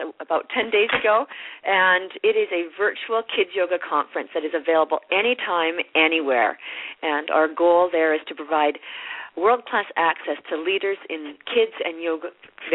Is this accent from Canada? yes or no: yes; Canada; being Canadian